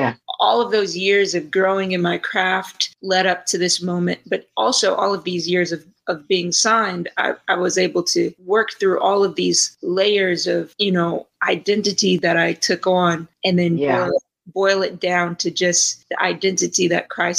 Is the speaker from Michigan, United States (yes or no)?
yes; Detroit, Michigan, United States; also born or lived in New York area; now in Dallas, United States